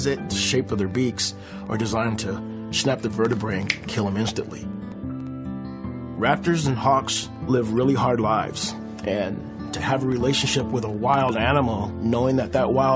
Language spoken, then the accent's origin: English; Riverside, California, United States; I grew up in Riverside, California.